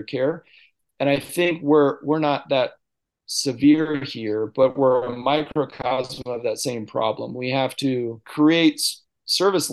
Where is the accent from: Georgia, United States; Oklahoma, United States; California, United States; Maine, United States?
California, United States; Visalia; also born or lived in Sodo, Ethiopia / Tennessee; So I grew up in Visalia. I'm a seventh generation Tulare County person